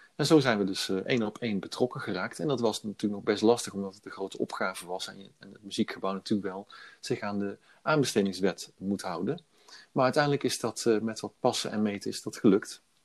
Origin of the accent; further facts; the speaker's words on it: Veghel, North Brabant, Netherlands; also born or lived in Brussels / Milan / Utrecht / Eindhoven; in Veghel heb ik eigenlijk mijn hele leven gewoond